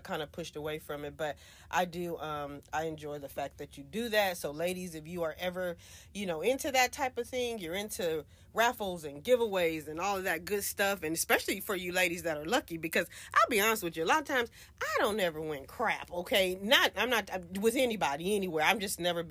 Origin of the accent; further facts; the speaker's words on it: Louisiana, United States; now in Texas, United States; I'm originally from Louisiana